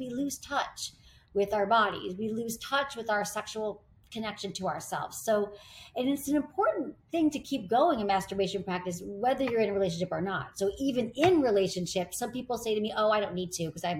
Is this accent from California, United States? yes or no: no; Michigan, United States; I grew up in Michigan